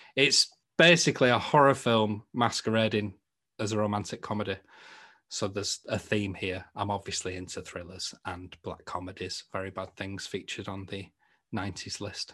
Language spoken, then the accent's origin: English; the north of England, United Kingdom; accent: Northern; my Northern accent